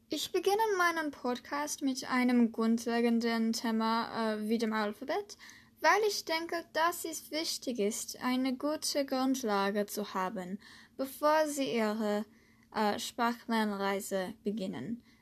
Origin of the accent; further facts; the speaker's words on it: United States; first language English; German is a second language; Ich bin in Amerika geboren und äh, aufgewachsen, also ist meine Muttersprache Englisch.